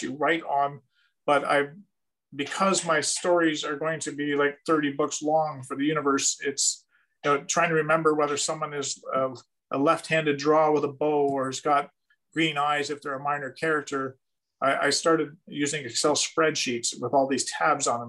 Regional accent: Canada; for me as a Canadian

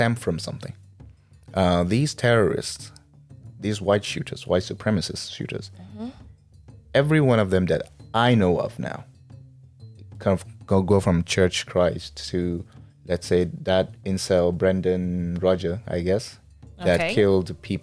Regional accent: Nigeria; we say we are proudly Nigerian

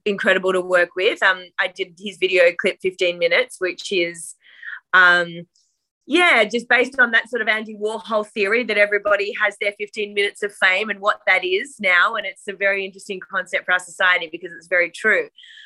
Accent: Melbourne, Victoria, Australia; I am a choreographer from Melbourne, Australia.

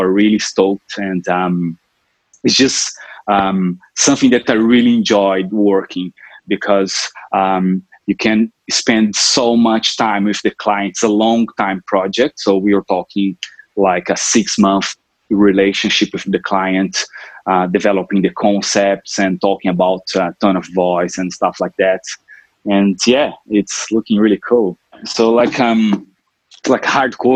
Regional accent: Brazil; moved away as an adult; also born or lived in Europe / Sunshine Coast, Australia; now in Noosa, Australia; I'm originally from Brazil, where I grew up and spent most of my time there

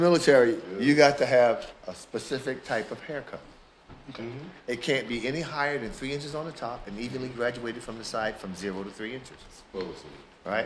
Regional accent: Philadelphia, Pennsylvania, United States; Born in Philadelphia, in the house

